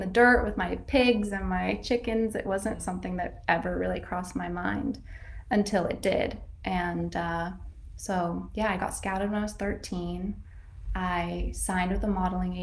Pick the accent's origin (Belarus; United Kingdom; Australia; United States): United States; Northern California; I grew up in Northern California in a very small town.